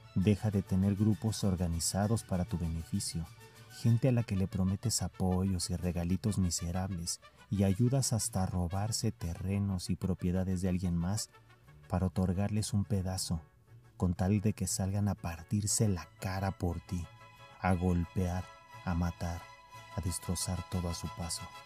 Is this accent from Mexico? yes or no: yes; Mexico City, Mexico; soy de la Ciudad de México. Y apenas hace algunos años yo iba a la escuela solo, caminando.